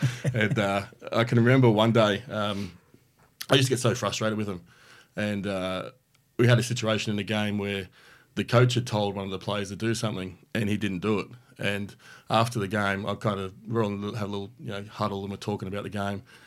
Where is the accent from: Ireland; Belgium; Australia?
Australia; accent: Australian; being an Australian